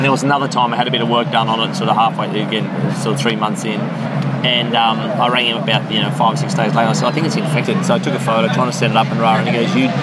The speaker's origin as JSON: {"language": "English", "country": "Australia", "tie": "born or raised there", "said": "I spent a lot of time in the country growing up in Australia"}